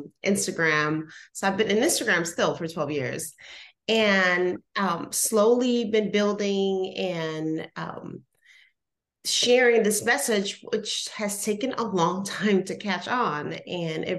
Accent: Puerto Rico; moved away; I'm originally from Puerto Rico.

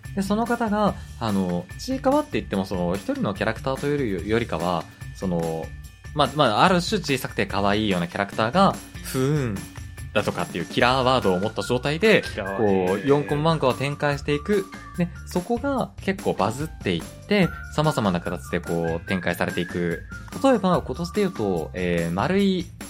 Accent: Hokkaido, Japan; moved away as an adult; also born or lived in Tokyo; 僕も北海道にいる時に食べたことなかったんですよ

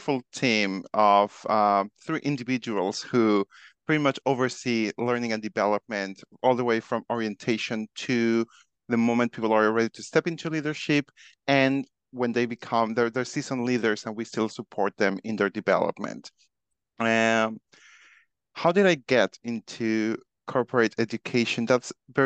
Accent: Mexico; I am originally from Mexico

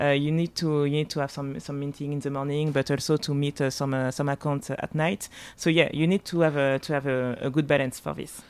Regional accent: Martinique; English is a second language; now in Paris, France; I was born in Paris, but, uh, but I grew up, uh, partly in Paris and partly in Martinique.

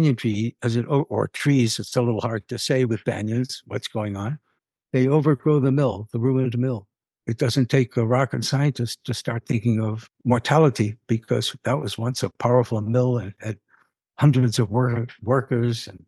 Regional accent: Boston, Massachusetts, United States; moved away; I was a Bostonian

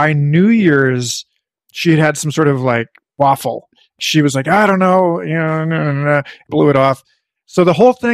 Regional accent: Parkville, Missouri, United States; My town, Parkville, Missouri

